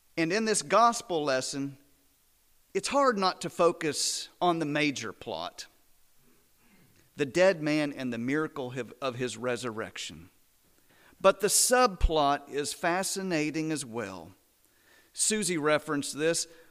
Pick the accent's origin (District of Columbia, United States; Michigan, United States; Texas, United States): Texas, United States; Midland; now in Azle, United States; I was born and raised about three hundred miles west of here, down I twenty.